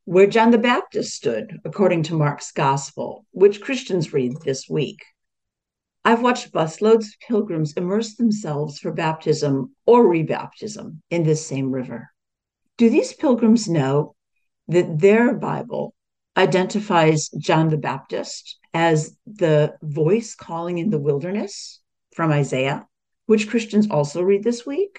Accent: Australia; an Australian Jewish woman. I am neither Israeli nor Palestinian, but I am a Jew in Australia

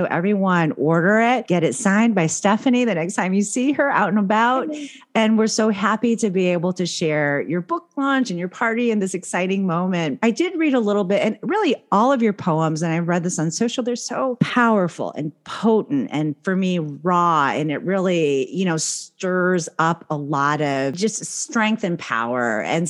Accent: Philippines; born there; like my family in California, when I would go back to the Philippines, they're like, you're going back home. So I was born in the Philippines.

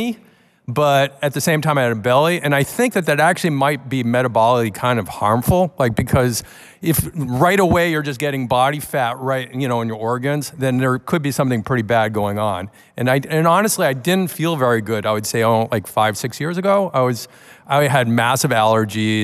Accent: Boston, Massachusetts, United States; I'm from Boston, Cambridge area

